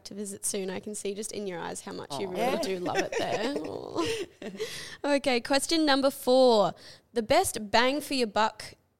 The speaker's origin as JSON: {"language": "English", "country": "Canada", "tie": "born or raised there", "moved": "yes", "said": "growing up in Canada"}